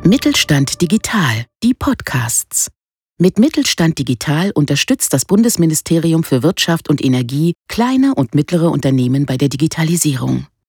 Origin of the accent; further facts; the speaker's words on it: Northern Germany, Germany; bei uns im Norden